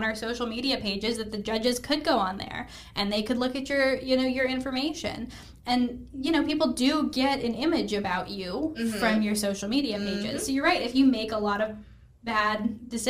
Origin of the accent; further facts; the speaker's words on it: Albuquerque, New Mexico, United States; moved away as an adult; now in Charlotte, United States; I'm from Albuquerque, New Mexico. My husband and I moved to Charlotte at the end of April, beginning of May